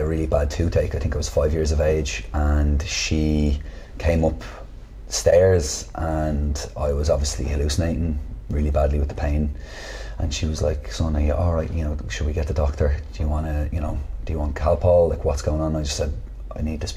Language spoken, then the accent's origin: English; Dublin, Leinster, Ireland; I grew up in Artane